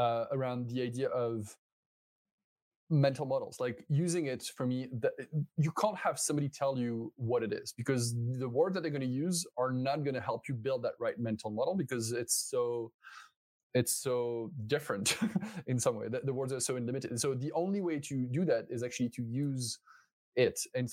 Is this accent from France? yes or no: yes; France; accent: French; English is a second language; I'm French, you might have understood this already from my accent